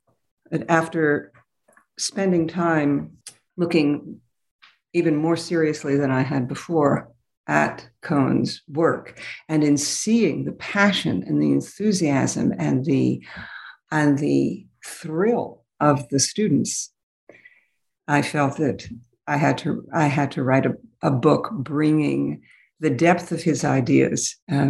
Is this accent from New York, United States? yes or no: yes; New York City, New York, United States; But I grew up in New York City, and I became interested in multilingual, multicultural studies